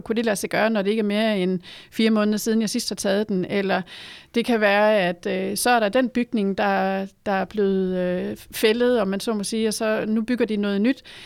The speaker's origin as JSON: {"language": "Danish", "country": "Denmark"}